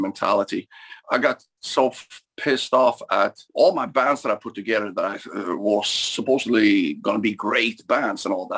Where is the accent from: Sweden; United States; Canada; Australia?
Sweden; growing up in Sweden, we were kind of limited in that sense.